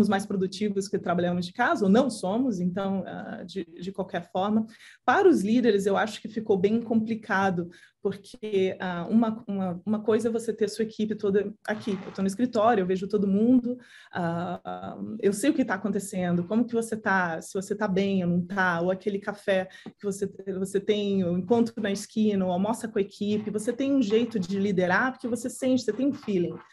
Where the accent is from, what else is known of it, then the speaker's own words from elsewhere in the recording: Santos, São Paulo, Brazil; moved away; eu adoro estar no Brasil, eu adoro estar com a minha família, é onde você cresceu, né?